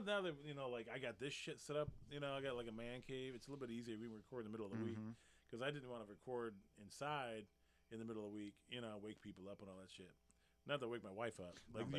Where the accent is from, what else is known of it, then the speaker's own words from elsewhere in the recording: North Carolina, United States; there are G.I. Joes in that backyard, the house I grew up in North Carolina.